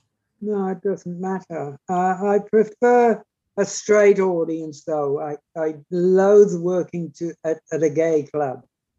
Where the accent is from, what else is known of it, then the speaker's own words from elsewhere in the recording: South Wales, United Kingdom; now in Kyogle, Australia; I was born in South Wales. And funnily enough, I'd never been to North Wales